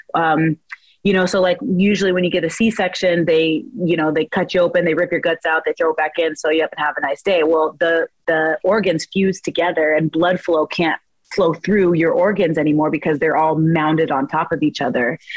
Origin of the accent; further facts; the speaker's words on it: Spokane, Washington, United States; now in Chicago, United States; I'm from Washington. I'm Washington native